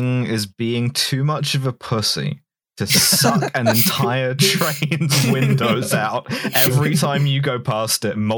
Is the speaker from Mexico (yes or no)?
no; England, United Kingdom; as an English person